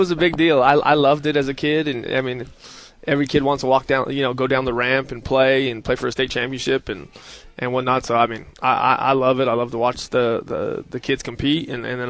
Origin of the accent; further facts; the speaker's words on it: New Mexico, United States; I'm being from New Mexico.